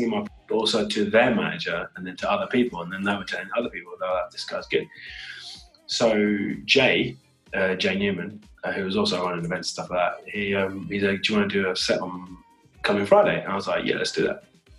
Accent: United Kingdom; I'm British Asian, right? So I've got the Indian heritage and the British Asian heritage.

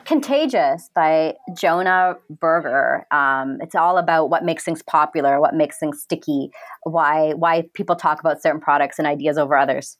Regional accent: Canada; my background's actually Indian, but I've never I I didn't grow up in India. I grew up in Canada

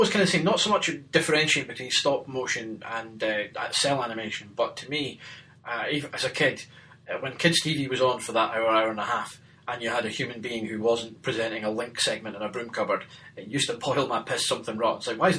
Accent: Germany; because I grew up in Germany for some of my formative years

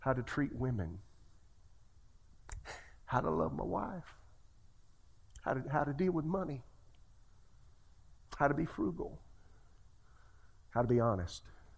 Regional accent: Florence, South Carolina, United States; moved away; I'm from Florence, South Carolina

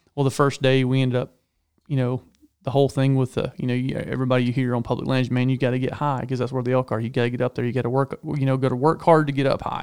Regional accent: Georgia, United States; growing up in Georgia where everything's trees and hills

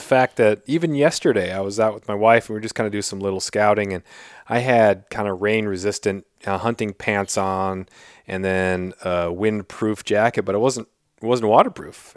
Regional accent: Southeast Alaska, United States; I'm from Southeast Alaska

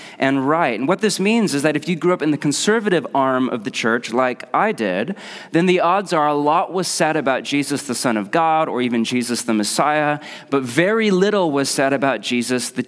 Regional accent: Portland, United States; I'm from Portland

